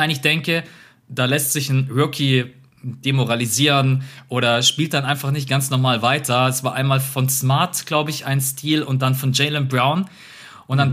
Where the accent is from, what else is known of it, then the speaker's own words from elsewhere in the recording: Munich, Bavaria, Germany; bei uns in Bayern, München.